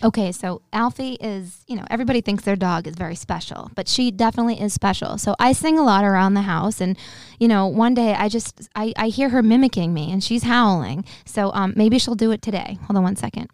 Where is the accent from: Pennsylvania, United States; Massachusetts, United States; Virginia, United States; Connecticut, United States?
Massachusetts, United States; Boston; I'd say, "Boston."